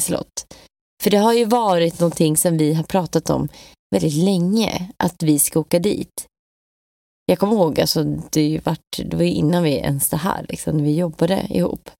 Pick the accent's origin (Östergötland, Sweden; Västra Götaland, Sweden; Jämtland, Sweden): Östergötland, Sweden; Lövsta det är ju mina hemtrakter, ska jag säga, i Östergötland